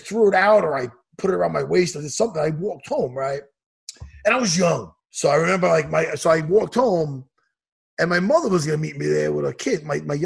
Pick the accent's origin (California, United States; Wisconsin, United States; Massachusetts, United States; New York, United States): New York, United States; Long Island; here in Long Island, here in my hometown.